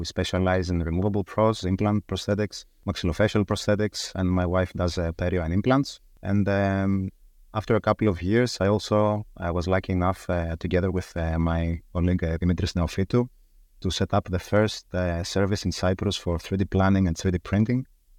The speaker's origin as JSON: {"language": "English", "town": "Thessaloniki", "region": "Central Macedonia", "country": "Greece", "tie": "born or raised there", "second_language": "English", "moved": "as an adult", "lives_now": "London, United Kingdom", "said": "I was born and raised in Thessaloniki in Greece, where I studied dentistry. I graduated in 2006. And then immediately within a couple of months, I moved to London, UK."}